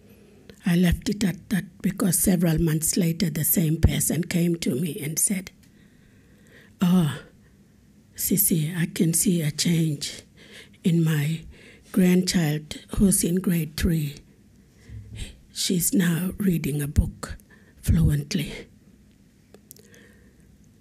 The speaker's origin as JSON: {"language": "English", "town": "Aurukun", "region": "Queensland", "country": "Australia", "said": "I come from Arakun"}